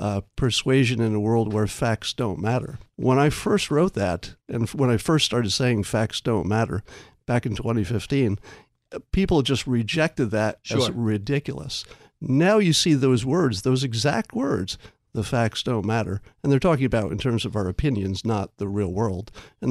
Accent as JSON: {"language": "English", "region": "New York", "country": "United States", "tie": "born or raised there", "said": "One is I grew up in New York, mm-hmm. upstate, but it's close enough to get sort of the New York sensibility."}